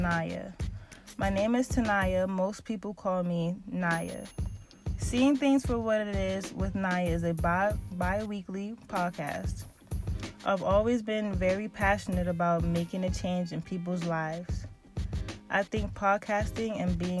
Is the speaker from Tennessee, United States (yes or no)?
no; Pennsylvania, United States; also born or lived in Baltimore, Maryland; I was raised in Pennsylvania